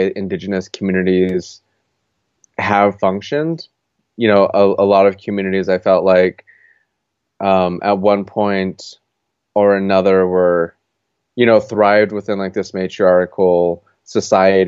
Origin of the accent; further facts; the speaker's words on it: Gallup, New Mexico, United States; moved away as an adult; now in Portland, United States; I'm originally from Gallup, New Mexico. I grew up in Gallup for the first 18 years of my life